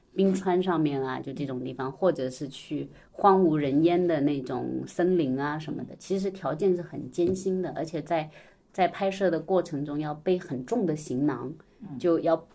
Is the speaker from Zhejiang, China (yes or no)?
yes; Wenzhou, Zhejiang, China; now in Shanghai, China; 我是温州人